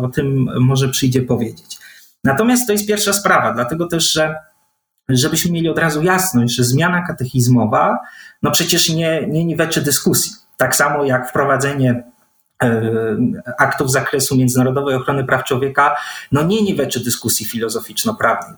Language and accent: Polish; Gdańsk, Pomeranian Voivodeship, Poland; Faktycznie urodziłem się w Gdańsku, wychowałem się w Gdańsku, ale w rodzinie o wileńskich korzeniach